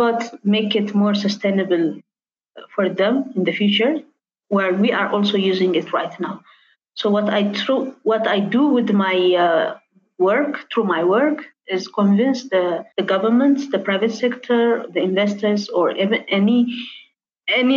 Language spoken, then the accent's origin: English; Addis Ababa, Ethiopia; I was born and raised in Addis